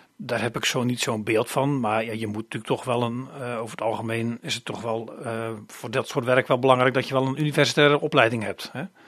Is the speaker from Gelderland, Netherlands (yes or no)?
no; Oostdijk, Zeeland, Netherlands; now in Krimpen aan den IJssel, Netherlands; ik ben geboren en getogen in Zeeland. Ik kom van Oostdijk. Oostdijk is een klein dorpje, een gehuchtje in de buurt van Krabbedijken. Daar ben ik opgegroeid.